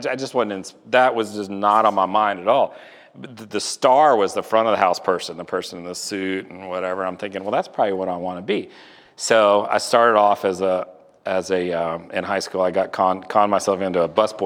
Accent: Houston, Texas, United States; now in Atlanta, United States; I grew up in Houston.

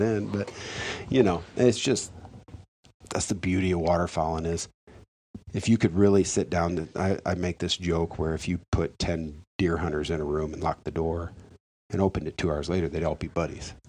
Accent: United States; growing up on the Mississippi

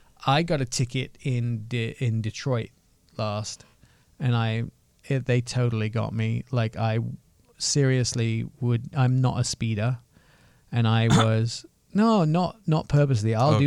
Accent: England, United Kingdom; moved away; don't give me a hard time about being English.

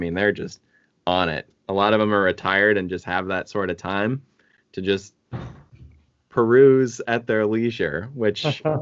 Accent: Midwest, United States; moved away; I'm from the Midwest.

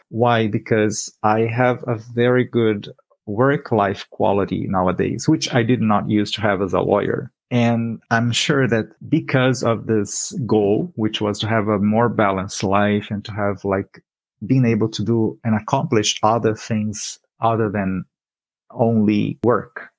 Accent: Brazil; moved away as an adult; now in Canada; I lived in a big city, which was 2 million people in my hometown. And that was the environment where I grew up

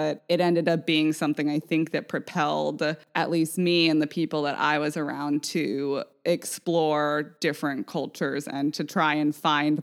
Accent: Vashon, Washington, United States; growing up on Vashon, it compounds it because we were a mostly white community

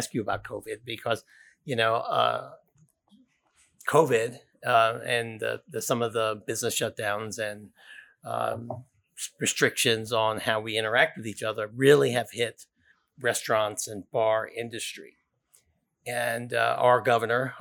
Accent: Silver Spring, Maryland, United States; I'm very proud to be from Silver Spring, although the Silver Spring I'm from is all north of here

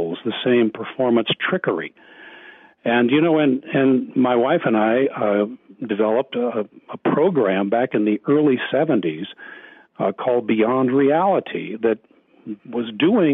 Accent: Wheaton, Illinois, United States; When I was growing up in the Wheaton area, which at that time was the Evangelical Vatican of the United States

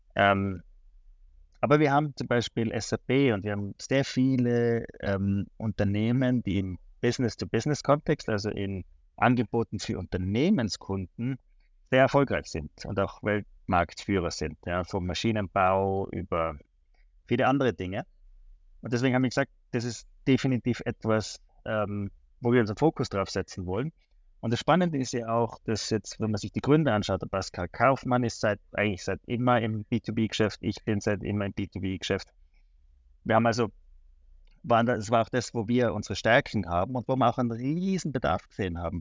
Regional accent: Tyrol, Austria; moved away as an adult; now in Switzerland; ich komme ursprünglich aus Tirol, ähm, habe in der Schweiz studiert

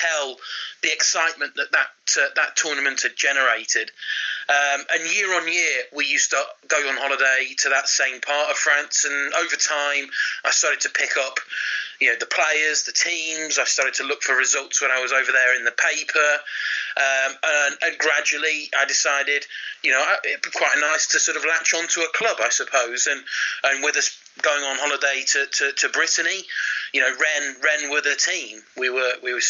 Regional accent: United Kingdom; as a Brit

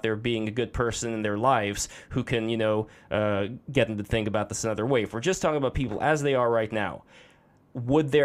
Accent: Russia; moved away; me growing up in Russia

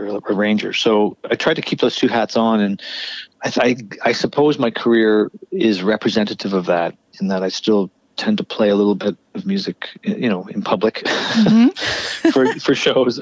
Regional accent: Kitchener, Ontario, Canada; now in Toronto, Canada; I went to Kitchener, where I spent my formative years

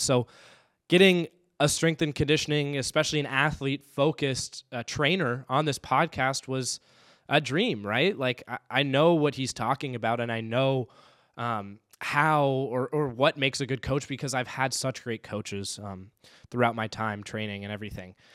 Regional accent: Raleigh, North Carolina, United States; now in Saint Paul, United States; growing up in Raleigh, North Carolina

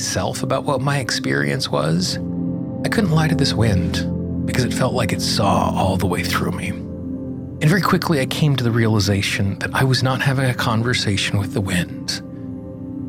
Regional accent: Casper, Wyoming, United States; I grew up in Casper, Wyoming

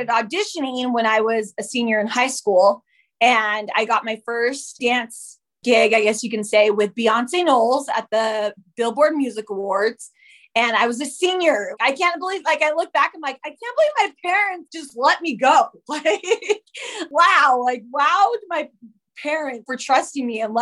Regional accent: Utah, United States; also born or lived in Whittier, California; We moved to Utah when I was about 10 years old. And so I claim Utah as my home. That's where I was mostly raised there

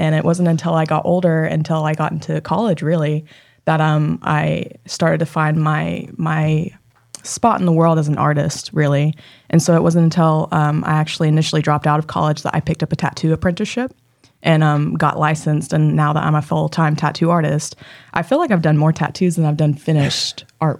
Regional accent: Tahlequah, Oklahoma, United States; I grew up in Tahlequah, Oklahoma. My dad's tribes are Cherokee and Creek. I'm enrolled Cherokee. My mom's tribes are Salish, Kootenai, Wenatchee, and Colville, up northern.

